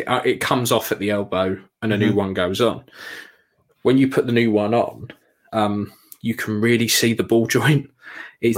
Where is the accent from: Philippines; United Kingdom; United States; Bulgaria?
United Kingdom; We're British, mate